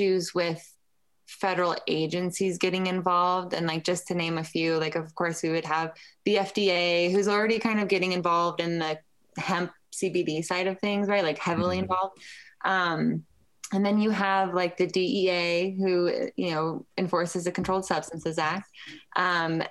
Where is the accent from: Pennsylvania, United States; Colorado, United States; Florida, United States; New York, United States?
Colorado, United States; Lafayette; started White Label in my hometown. Lafayette is a suburb of Boulder. And I went to the public schools in Boulder.